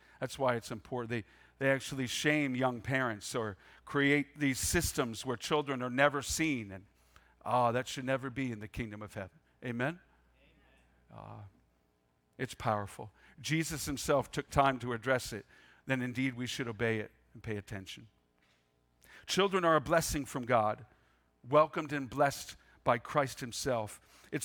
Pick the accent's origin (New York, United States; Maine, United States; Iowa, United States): Maine, United States; I grew up in Pasty, Maine. I use the word pasty because the gray you see outside today was pretty much my existence growing up, even in July and August, for goodness sakes. It's really cold in Maine.